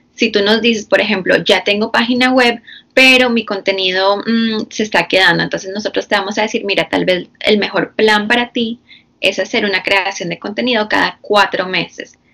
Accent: Florida, United States; also born or lived in Bogotá, Colombia; yo soy de Colombia, de Bogotá, Colombia. Nací allá, pero me vine muy pequeña, a los cuatro años. Entonces, básicamente crecí aquí en Estados Unidos, la mayoría en la Florida.

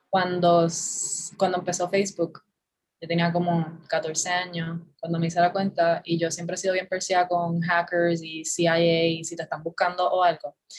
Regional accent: San Juan, Puerto Rico; also born or lived in Bayamón, Puerto Rico; Yo nací en Bayamón, pero me crié toda la vida en San Juan. O sea que soy de San Juan

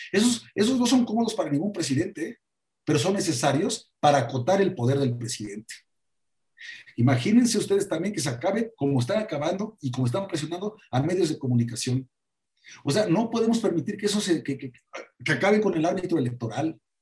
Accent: Puebla, Mexico; soy poblano y estoy muy orgulloso de todo eso

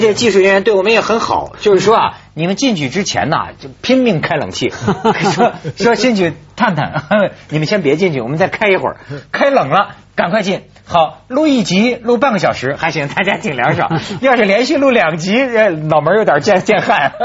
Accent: China; 身为大陆人

